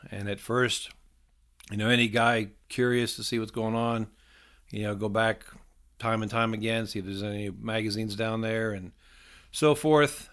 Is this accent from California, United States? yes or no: no; Ohio, United States; moved away as an adult; also born or lived in South Carolina / Myrtle Beach; I grew up in Ohio and I moved down to South Carolina in eighty-nine and to go to college